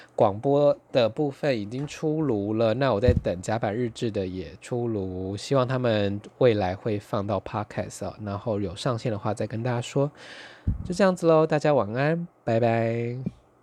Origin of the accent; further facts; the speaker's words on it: Taitung County, Taiwan; now in Taipei, Taiwan; 我是台东出生，两个人都是乡下人，然后他后来到了东京，我到了台北